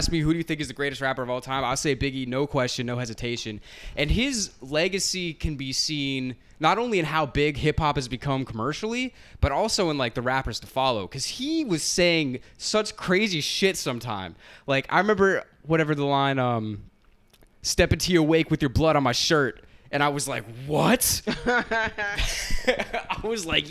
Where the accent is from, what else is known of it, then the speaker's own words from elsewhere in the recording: Florida, United States; now in Brooklyn, United States; growing up in Florida